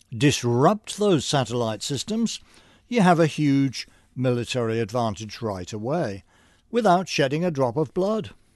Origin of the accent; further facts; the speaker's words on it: United Kingdom; moved away as an adult; now in United States; I was hired with a draft of a dozen or so other British programmers